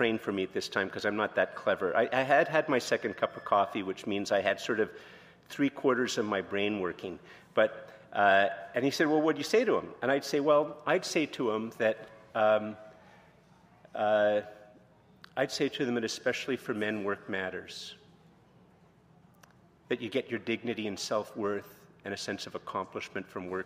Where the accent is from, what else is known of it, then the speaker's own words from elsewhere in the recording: Canada; I'm very Canadian